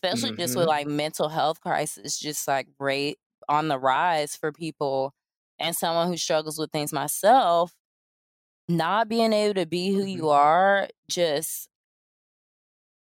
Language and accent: English; the South, United States; I'm from the South